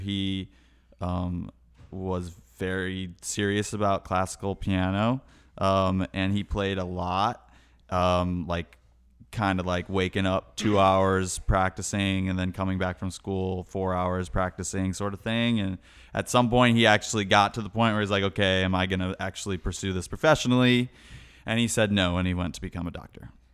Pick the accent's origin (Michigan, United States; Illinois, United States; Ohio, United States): Illinois, United States; Chicago; moved away; I was born in Chicago